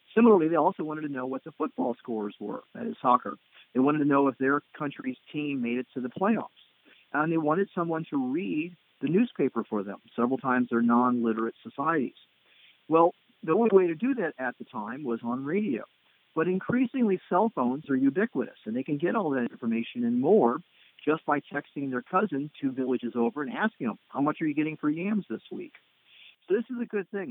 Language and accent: English; United States; as being an American tourist